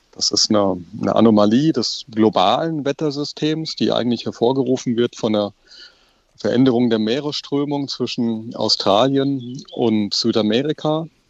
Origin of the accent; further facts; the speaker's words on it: Germany; Bei uns in Deutschland